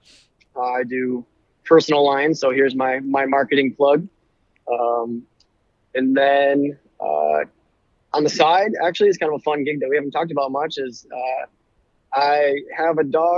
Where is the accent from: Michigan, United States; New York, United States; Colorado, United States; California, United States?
Michigan, United States; Clare; I'm from Clare, Michigan. Went to Clare High School, went to Mid-Michigan College now.